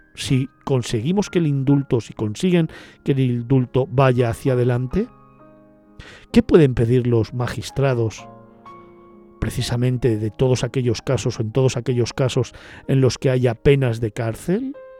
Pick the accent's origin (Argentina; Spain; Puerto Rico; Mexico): Spain